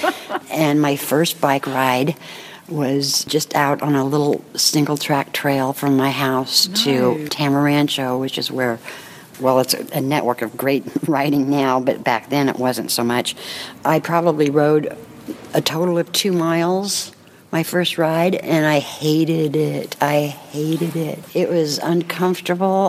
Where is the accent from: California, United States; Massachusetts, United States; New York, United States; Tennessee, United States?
California, United States; Berkeley; now in Marin County, United States; I was born and raised in Berkeley, but been in uh, Marin since 68